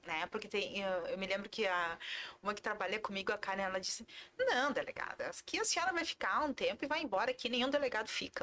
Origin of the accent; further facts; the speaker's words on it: Sapiranga, Rio Grande do Sul, Brazil; also born or lived in Porto Alegre; Eu sou natural de Sapiranga, uhum. Ah, vale dos Sinos